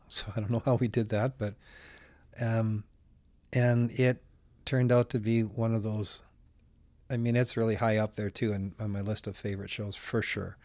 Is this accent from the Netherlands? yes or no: no; Alberta, Canada; also born or lived in Winnipeg, Manitoba; I was born in Winnipeg, but I came to Alberta when I was about a year old.